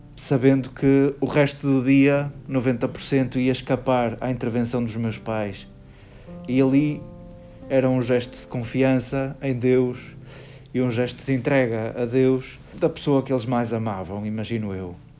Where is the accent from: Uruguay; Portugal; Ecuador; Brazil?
Portugal; somos portugueses